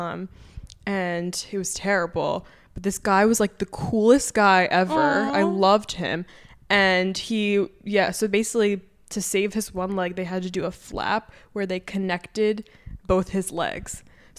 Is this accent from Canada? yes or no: no; New Jersey, United States; now in Baltimore, United States; I went home to Jersey